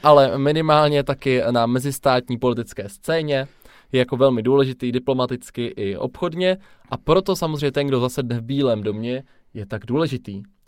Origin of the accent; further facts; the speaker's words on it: Czechia; jsme se nenarodili v USA. Je tomu tak, narodili jsme se v České republice